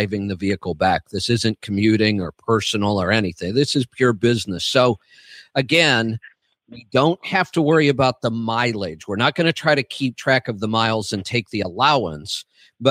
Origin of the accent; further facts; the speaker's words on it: Cuyahoga Falls, Ohio, United States; I was born in Cuyahoga Falls